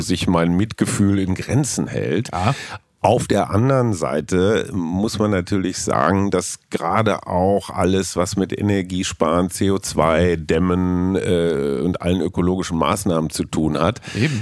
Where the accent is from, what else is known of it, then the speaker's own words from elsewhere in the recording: Münster, North Rhine-Westphalia, Germany; meiner Heimatstadt Münster